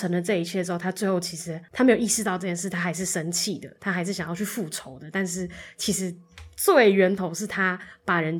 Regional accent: Tainan, Taiwan; 我小时候就在台南

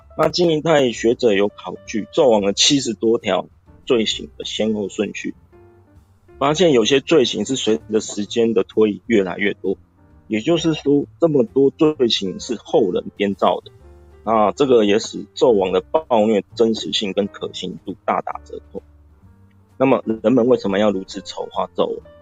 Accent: Taiwan; 我们台湾话，一般来说就是主线上纲

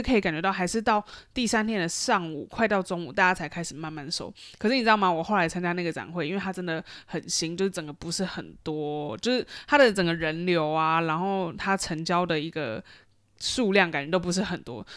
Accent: Taiwan; now in Shanghai, China; 身为台湾人

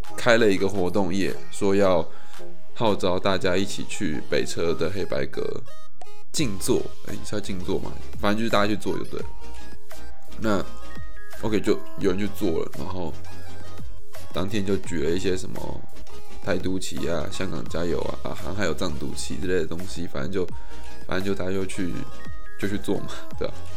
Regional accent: Taiwan; 我身为台湾人

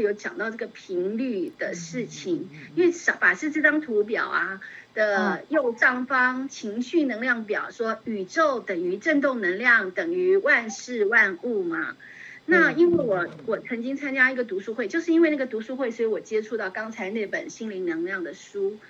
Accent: China; 我当时就觉得，哎呀，我们中国人怎么那么有智慧呢？

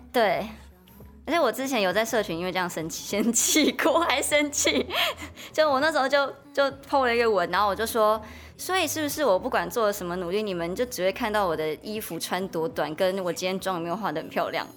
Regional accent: Miaoli County, Taiwan; 是苗栗国的客家庄

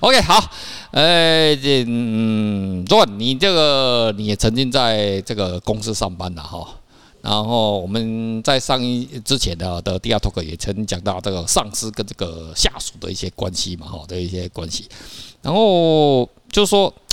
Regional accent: Taiwan; 我们台湾人

